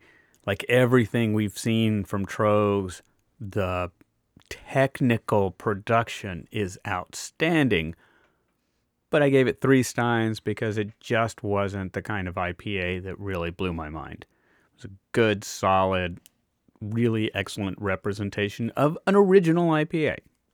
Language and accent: English; Deep South, United States; I grew up in the Deep South. And until I moved to Austin, Texas, in the 1980s, I had never had any beer that wasn't Bud or Miller or Pabst.